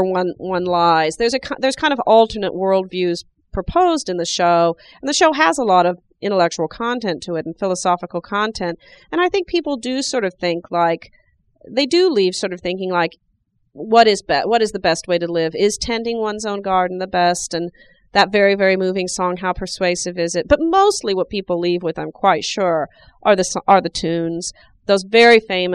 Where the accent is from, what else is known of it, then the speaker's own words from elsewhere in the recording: Nebraska, United States; I'm from Nebraska.